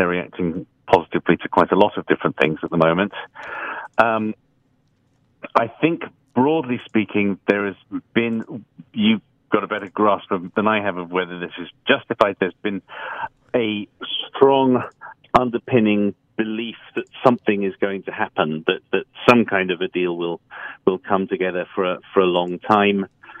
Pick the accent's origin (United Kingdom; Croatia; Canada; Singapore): United Kingdom; England; now in New York, United States; as another Englishman in New York called …, probably... I do have the photo of John Lennon wearing his New York T-shirt up in my room as we speak.